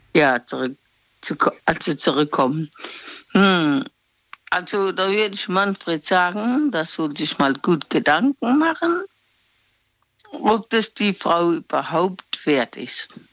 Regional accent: Mannheim, Baden-Württemberg, Germany; Ich bin aus Mannheim

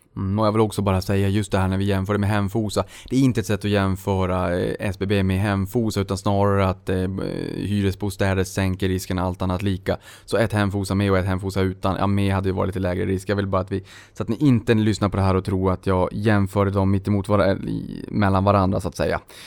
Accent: Boden, Norrbotten County, Sweden; moved away; i Boden där jag kommer ifrån.

